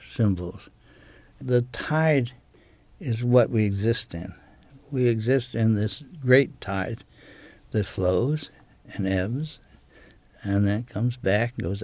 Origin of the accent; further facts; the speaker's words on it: United States; now in Maine, United States; I was raised on Chesapeake Bay.